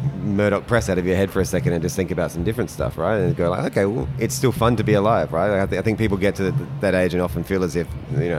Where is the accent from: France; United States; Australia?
Australia; Adelaide, South Australia; as a kid growing up in Adelaide